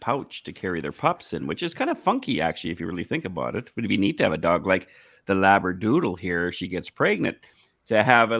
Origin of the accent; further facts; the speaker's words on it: Canada; I'm Canadian